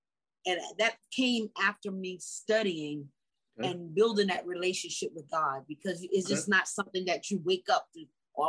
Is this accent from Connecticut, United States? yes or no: no; South Carolina, United States; I'm actually from South Carolina.